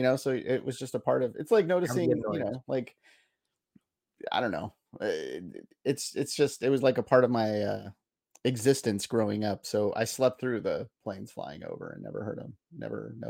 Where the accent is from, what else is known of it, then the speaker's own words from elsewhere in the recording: South San Francisco, California, United States; I grew up in South San Francisco in like the fog belt